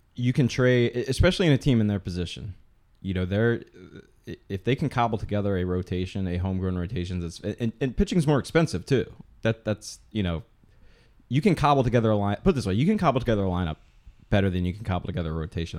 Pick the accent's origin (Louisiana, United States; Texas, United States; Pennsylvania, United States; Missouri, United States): Pennsylvania, United States; the Poconos; I'm from the Poconos